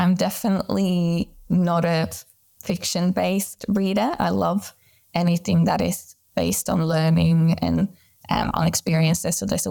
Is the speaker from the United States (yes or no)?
no; Sweden; moved away; I've been working in Australia for the past 10 years, but I am originally from Sweden and then back in Europe for a little bit